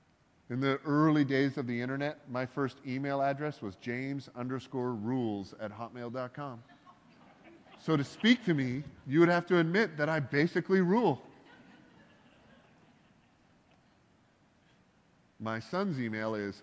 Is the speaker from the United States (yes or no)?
no; Canada; I'm Canadian